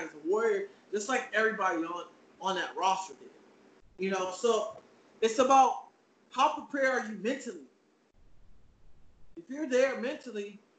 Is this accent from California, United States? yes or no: yes; Alameda, California, United States; I'm from the Bay Area. Alameda is where I'm from. Oakland Arena is my spot.